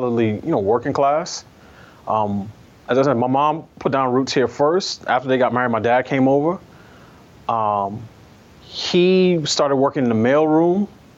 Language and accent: English; New York, United States; also born or lived in Barbados / Queens; my parents came back to the States, and I was raised entirely in New York